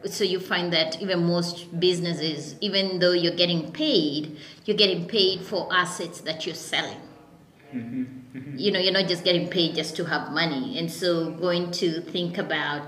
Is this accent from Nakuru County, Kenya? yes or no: no; Nairobi, Kenya; I grew up in Nairobi. I was born and raised in Kasarani.